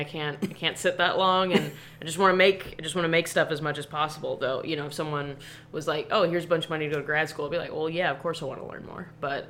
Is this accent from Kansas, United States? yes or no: yes; Olathe, Kansas, United States; I'm from Olathe.